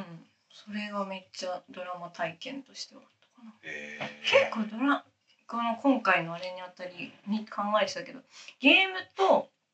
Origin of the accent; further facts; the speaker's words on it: Saitama, Japan; 私、埼玉県、埼玉県出身